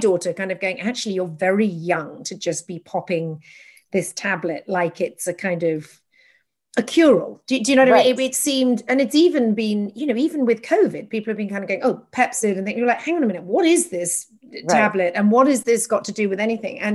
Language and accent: English; England, United Kingdom; now in United States; an English person living in America